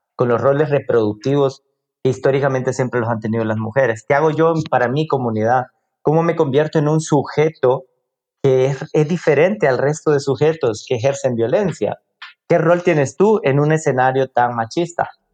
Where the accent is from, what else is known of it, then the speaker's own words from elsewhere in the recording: El Salvador; vivo en El Salvador, soy del Salvador